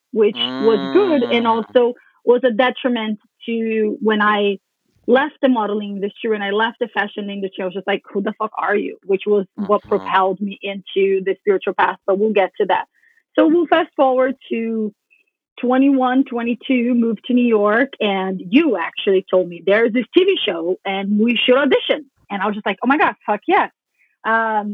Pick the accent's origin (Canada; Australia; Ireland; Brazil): Brazil; growing up in Brazil, being 14, 15, really tall, really skinny